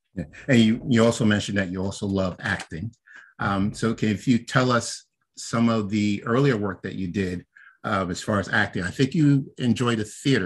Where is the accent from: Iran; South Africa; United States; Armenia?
United States; New York City, New York; moved away as an adult; also born or lived in Philadelphia / Delaware / North Jersey; now in Pennsylvania, United States; I'm actually originally from Brooklyn